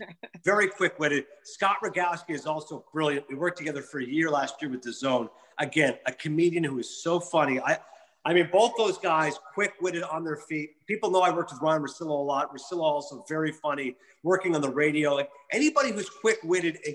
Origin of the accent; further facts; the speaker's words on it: Kingston, Ontario, Canada; moved away as an adult; also born or lived in Connecticut; now in Ho-Ho-Kus, United States; I grew up in Kingston, which is between Toronto and Montreal. So since I was in Ontario, the province